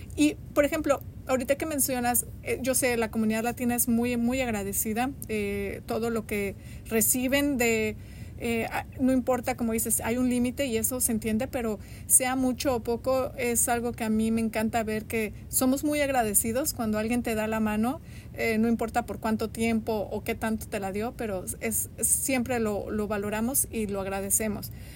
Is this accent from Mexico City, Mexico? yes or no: yes; Mexico City, Mexico; moved away as an adult; now in Bloomington, United States; yo soy de la Ciudad de México